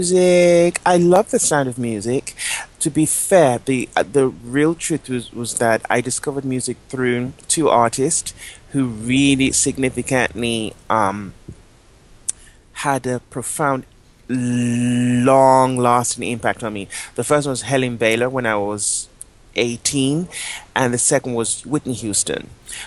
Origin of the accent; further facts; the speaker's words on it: Nigeria; moved away as an adult; now in London, United Kingdom; I always say I'm Anglo-Nigerian. My parents are from Nigeria, but I was born in London.